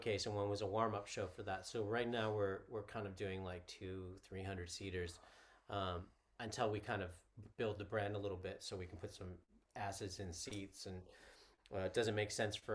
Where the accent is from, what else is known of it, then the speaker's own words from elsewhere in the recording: Canada; also born or lived in United States; now in United Kingdom; I was born in Canada